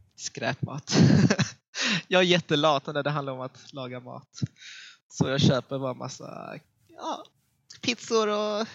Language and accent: Swedish; Helsingborg, Skåne, Sweden; accent: Scanian; moved away as an adult; now in Gothenburg, Sweden; Jag är född och uppvuxen i Helsingborg, uh, vilket ligger i nordvästra Skåne